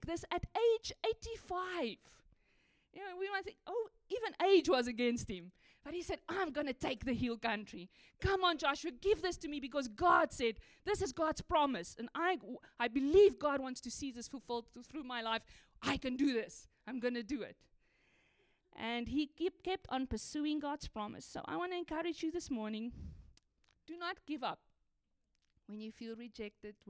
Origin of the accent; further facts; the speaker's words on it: South Africa; I grew up in South Africa